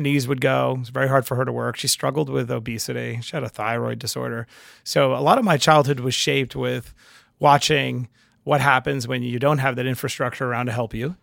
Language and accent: English; New York City, New York, United States; I'm from Queens